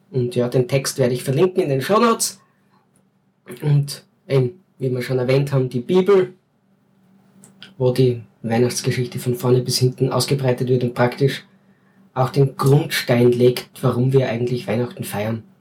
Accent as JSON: {"language": "German", "region": "Styria", "country": "Austria", "said": "Wir sind ja keine Wiener, wir sind Steirer. Zum Glück."}